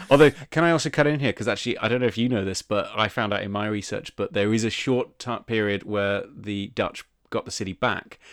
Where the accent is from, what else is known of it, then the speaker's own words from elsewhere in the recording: United Kingdom; we are both British